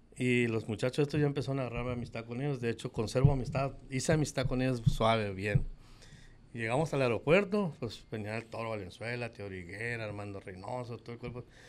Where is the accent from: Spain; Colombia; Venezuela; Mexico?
Mexico; Guadalajara, Jalisco; moved away as an adult; now in Hermosillo, Mexico; yo nací en el 68 en Guadalajara, Jalisco. Y nomás de que cuando llegué aquí, como llegué el 87, el 88 con el 89 me quedé a vivir aquí